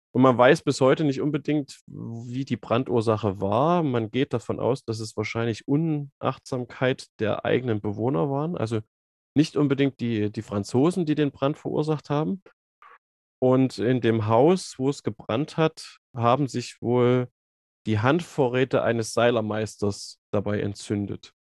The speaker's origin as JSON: {"language": "German", "town": "Zwickau", "region": "Saxony", "country": "Germany", "tie": "born or raised there", "moved": "as an adult", "lives_now": "Jena, Germany", "said": "bin gebürtig aus Zwickau und Sachsen, habe dann hier studiert"}